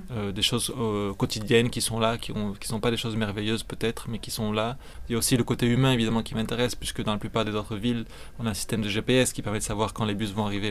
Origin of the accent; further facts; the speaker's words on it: France; moved away as an adult; also born or lived in Belgium; now in Mexico; je suis français, j'ai étudié à un moment donné en Belgique. Dernièrement, je vis plutôt au Mexique